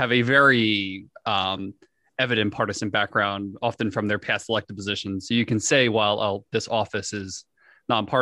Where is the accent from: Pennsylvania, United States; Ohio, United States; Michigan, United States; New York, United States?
New York, United States; I'm from New York.